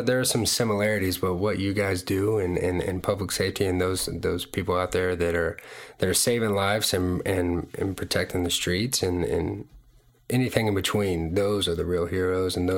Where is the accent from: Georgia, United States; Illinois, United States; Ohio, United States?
Georgia, United States; Marietta; also born or lived in Tampa, Florida; I was born in Tampa, Florida, and spent about a year there, and then moved to Marietta, Georgia, and spent, you know, my childhood there, and grew up, went to elementary, middle school, and high school all in Cobb County